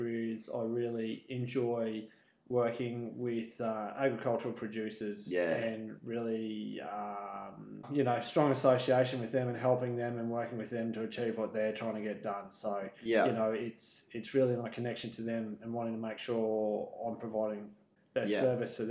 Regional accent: Stanthorpe, Queensland, Australia; also born or lived in Warwick / Gatton; I grew up around Stanthorpe on a wool growing property that my parents managed there. So yeah, Stanthorpe, where I was born and raised.

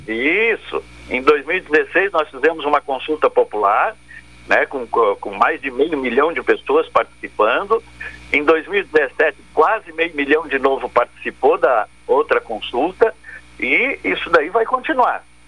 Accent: Brusque, Santa Catarina, Brazil; Eu sou de Brusque, Santa Catarina

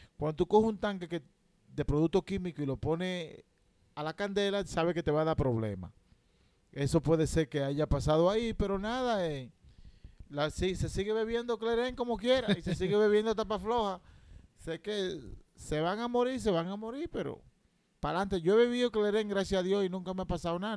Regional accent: Santo Domingo, Distrito Nacional, Dominican Republic; yo nací en la maternidad de la Alta Gracia, segundo piso, en el año 1983

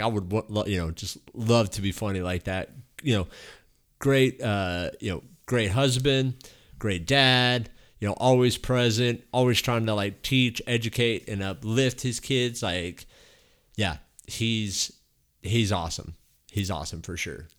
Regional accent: Texas, United States; I grew up like here in Texas

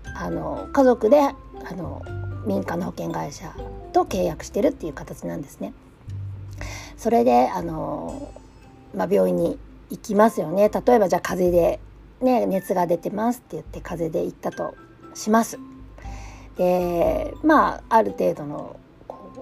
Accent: Japan; moved away as an adult; also born or lived in Southern California; now in California, United States; 日本で教育を受けてきた

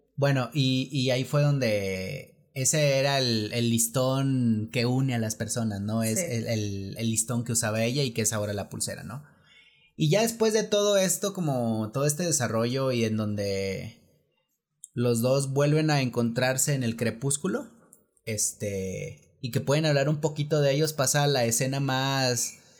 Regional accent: Mexico City, Mexico; nosotros que somos aquí de la Ciudad de México

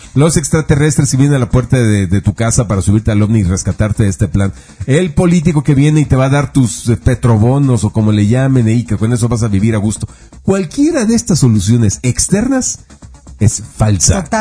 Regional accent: Mexico; los mexicanos pasamos a Estados Unidos

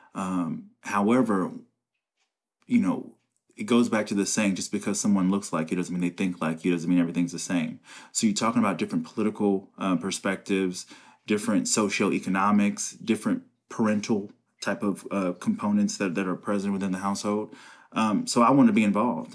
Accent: Covington, Kentucky, United States; also born or lived in Cincinnati, Ohio; I was born in Cincinnati, and we transitioned to Covington, um, about the third grade, I was in the third grade.

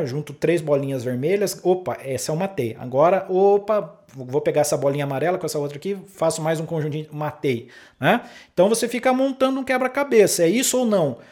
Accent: interior of São Paulo, Brazil; moved away as an adult; also born or lived in Pelotas, Rio Grande do Sul; Eu sou do interior de São Paulo e fui para o Rio Grande do Sul é, trabalhar lá né, na, na Universidade Federal de Pelotas como músico

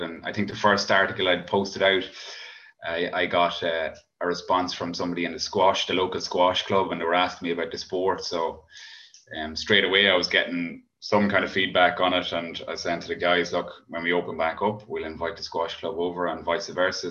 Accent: Cavan, Ulster, Ireland; also born or lived in Dublin; both of us actually moved back home um, to Cavan

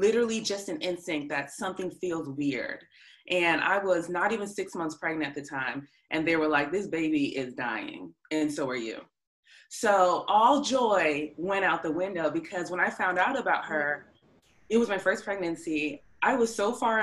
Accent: north of Boston, Massachusetts, United States; I grew up a little bit north of Boston

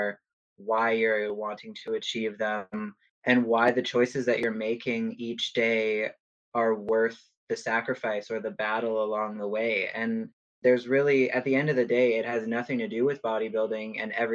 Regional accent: Prince George, British Columbia, Canada; moved away as an adult; I am originally from Prince George

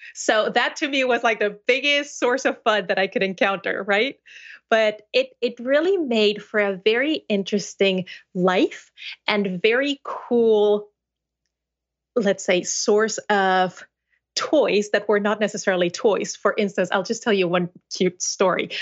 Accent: Mexico City, Mexico; first language Spanish; English is a second language; now in United States; I was born and raised in Mexico City, in a family of translators

